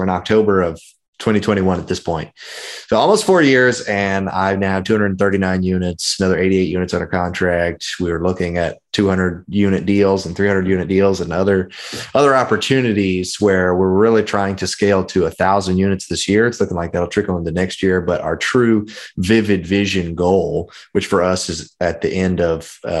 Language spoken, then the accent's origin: English; Memphis, Tennessee, United States; You could say I'm from Memphis, Tennessee. I tell everyone I'm from Memphis, Tennessee, but my dad was in the Navy for 30 years. So I am a Navy brat. We moved quite a bit, but we stayed in Memphis the longest.